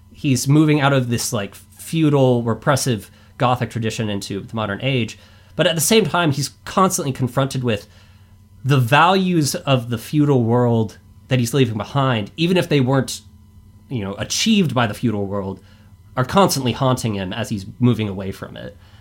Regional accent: Boise, Idaho, United States; I am from Boise, Idaho

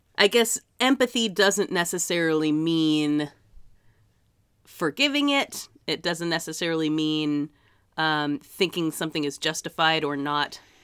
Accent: Massachusetts, United States; my hometown in Massachusetts

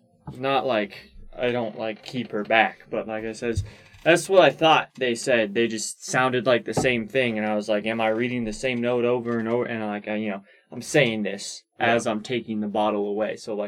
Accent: Greece; English is a second language; as you may or may not know, I am from Greece. Mm-hmm. So, English is hard to read for me, especially in cursive.

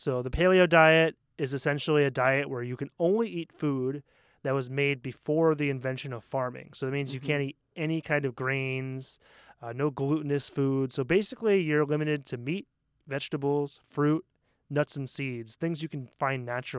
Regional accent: Portland, Maine, United States; Especially, I come from Portland, Maine, which is a super hipstery, mm-hmm. very liberal town, and there's like actually gluten-free restaurants.

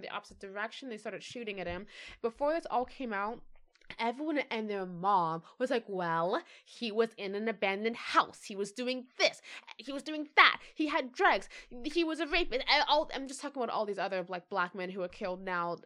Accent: United States; It was inherent to me that I was American.

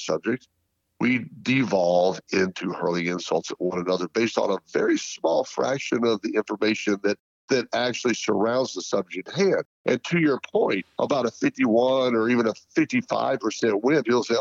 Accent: United States; the individual American

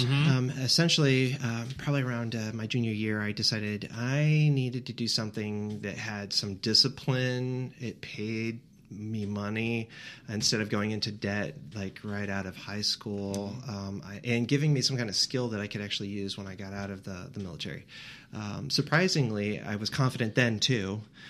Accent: Elkhart, Indiana, United States; Yeah, Elkhart, Indiana. Oh, Northern Indiana.

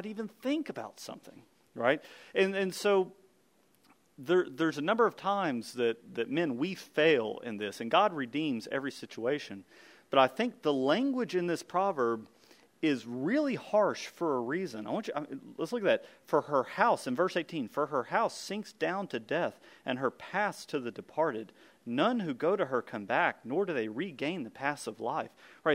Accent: United States; as American men

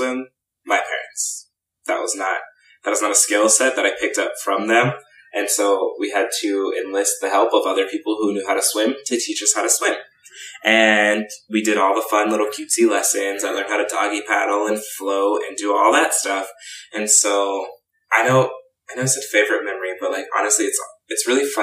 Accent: Texas, United States; I'm from Texas

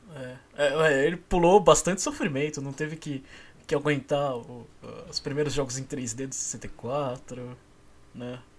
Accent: São Paulo, Brazil; also born or lived in Rio de Janeiro (state interior); eu sou de São Paulo

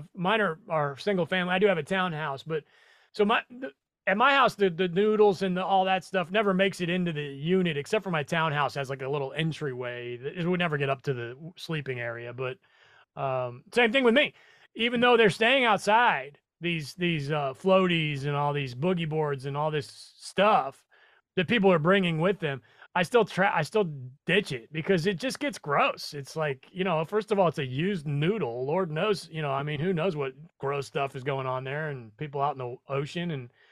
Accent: Nebraska, United States; moved away; I'm from Nebraska

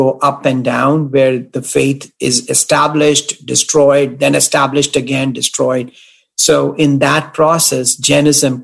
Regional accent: Delhi, India; my home in Delhi

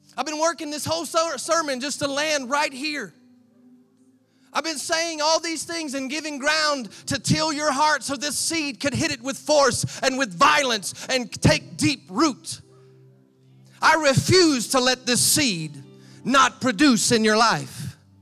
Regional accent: United States; accent: American; moved away; my American voice

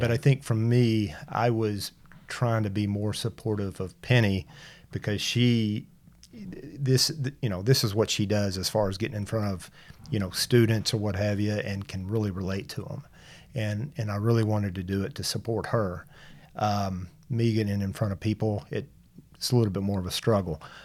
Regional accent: Tyler, Texas, United States; I was born here in Tyler. Um, all my life

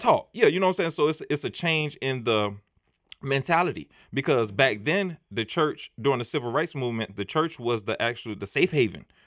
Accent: United States; I grew up in Scott Projects, and it's right down the street

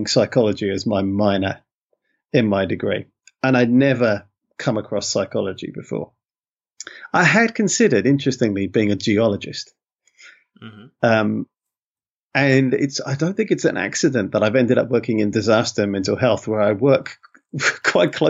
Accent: London, United Kingdom; accent: London; moved away as an adult; now in Wellington, New Zealand; I grew up in London. I've been living in New Zealand for about 12 years now, just over 12 years

